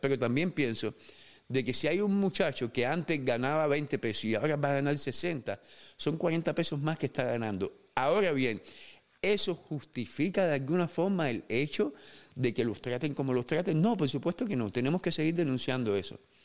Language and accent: Spanish; Cuba; now in United States; Yo me fui de Cuba cuando era un muchacho